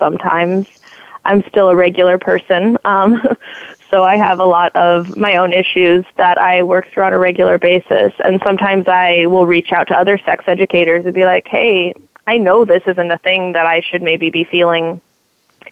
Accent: Indiana, United States; I grew up in Indiana, so middle of the country. I grew up near Lake Michigan and fairly close to Chicago

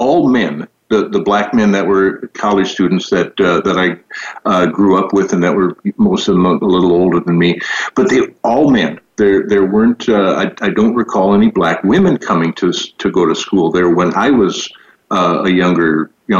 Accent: Valley City, North Dakota, United States; I grew up in a little town called Valley City.

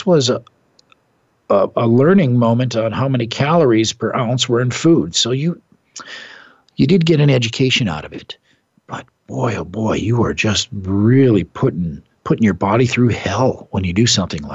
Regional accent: Midwest, United States; moved away; I'm from the Midwest.

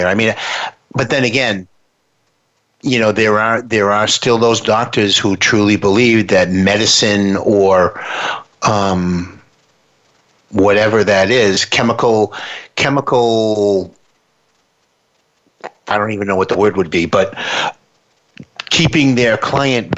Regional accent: United States; we're from the United States

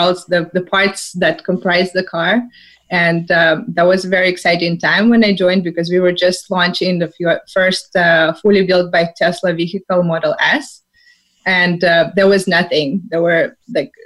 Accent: Saint Petersburg, Russia; moved away as an adult; now in California, United States; I'm from St. Petersburg, Russia. I came to U.S. to sunny California, pursuing my MBA degree

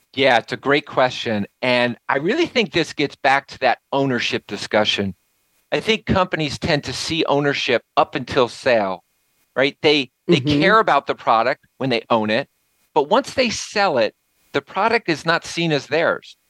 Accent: Nassau, New York, United States; moved away; going back to my hometown, back to Nassau

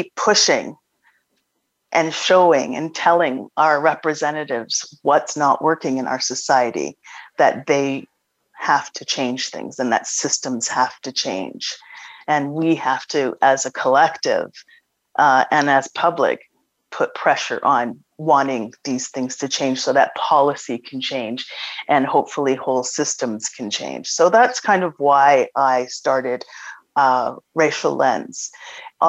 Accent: Toronto, Ontario, Canada; I was born in Toronto, and my family's from Nova Scotia

